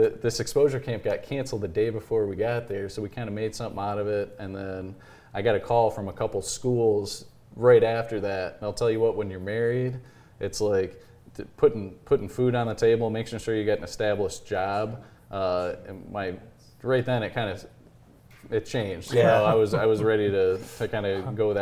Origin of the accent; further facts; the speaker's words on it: Kalamazoo, Michigan, United States; now in Jackson, United States; I'm from Kalamazoo area. Went to Gull Lake High School